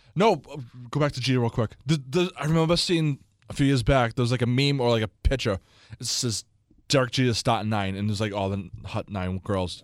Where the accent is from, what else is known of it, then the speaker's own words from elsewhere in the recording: Boston, Massachusetts, United States; accent: Boston; we have Boston accents